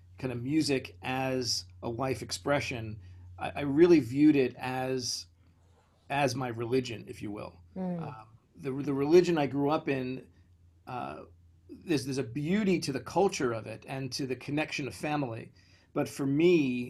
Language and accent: English; New York City, New York, United States; I grew up in Brooklyn, in the far side of Brooklyn